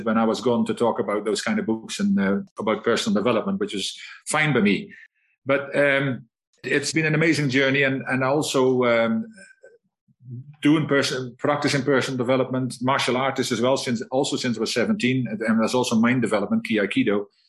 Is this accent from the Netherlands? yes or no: yes; Netherlands; also born or lived in Scotland; now in South Africa; I'm a Dutchman